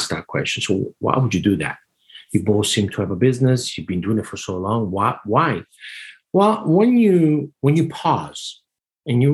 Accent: Italy; moved away as an adult; growing up in Italy all my life.

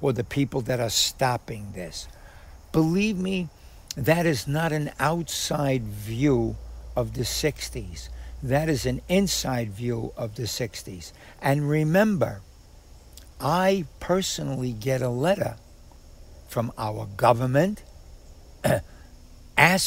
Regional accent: New York City, New York, United States; I'm born and raised in Harlem

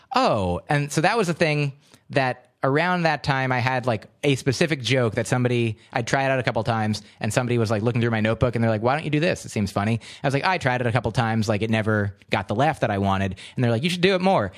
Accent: New Jersey, United States; also born or lived in Livingston, New Jersey; a straight white American American male growing up in New Jersey in the suburbs.

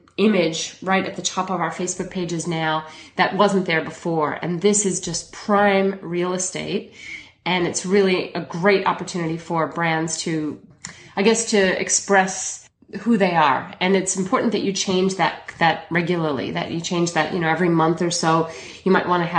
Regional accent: Chicago, Illinois, United States; now in Melbourne, Australia; I'm originally from Chicago, but I moved to Melbourne, Australia about 17 years ago

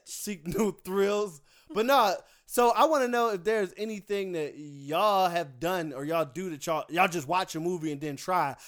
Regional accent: Philadelphia, Pennsylvania, United States; moved away; I'm from Philly.

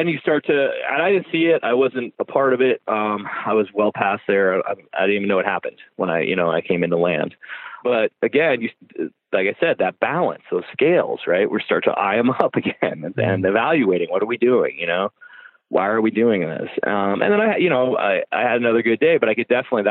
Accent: United States; moved away; we come from America

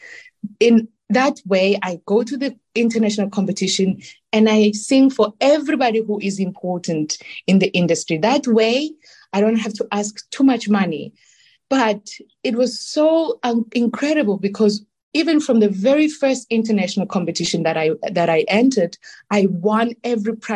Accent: South Africa; moved away as an adult; also born or lived in Milan, Italy; I was born in South Africa, because being born in my wonderful country

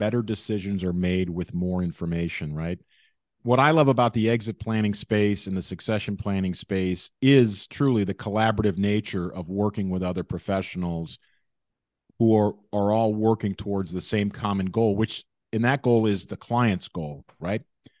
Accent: Scotland, United Kingdom; And me being a Scottish guy myself

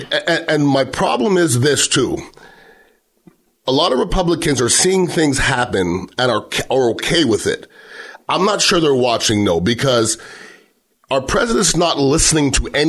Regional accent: Montreal, Quebec, Canada; now in Bay Area, United States; I'm from Montreal, Canada, which is one of the more beautiful cities.

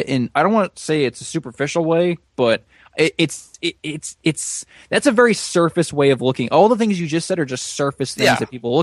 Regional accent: United States; As an American

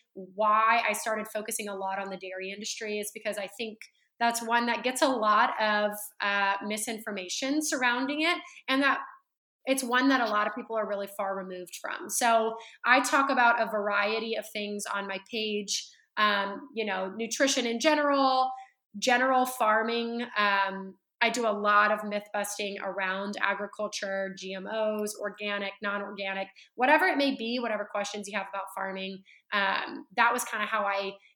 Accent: Central California, United States; now in Dallas, United States; I was born and raised in Central California

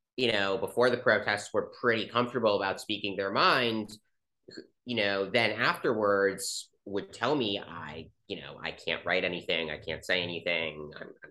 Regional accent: Chevy Chase, Maryland, United States; I grew up in Chevy Chase, Maryland.

